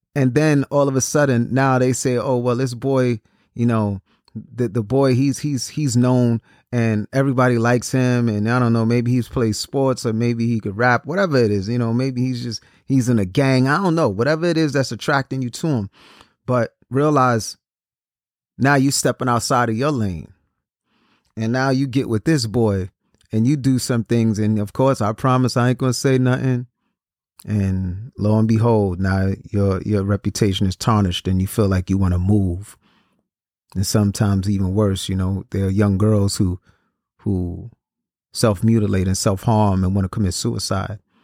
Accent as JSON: {"language": "English", "town": "New York City", "region": "New York", "country": "United States", "said": "I'm originally from Brooklyn, New York"}